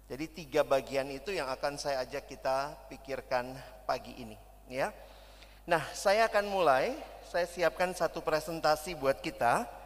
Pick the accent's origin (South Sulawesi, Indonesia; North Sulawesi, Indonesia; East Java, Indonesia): South Sulawesi, Indonesia; Makassar; also born or lived in Jakarta; Saya selesai pendidikan sampai SMA di Makassar. Saya lahir dan besar di Makassar sampai SMA, lalu saya kuliah ke Jakarta.